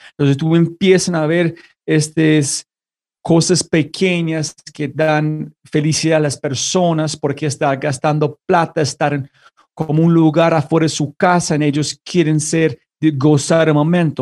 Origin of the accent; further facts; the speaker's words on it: United States; Spanish is a second language; now in La Ceja, Colombia; soy como una, un gringo viviendo en este momento en La Ceja, en Colombia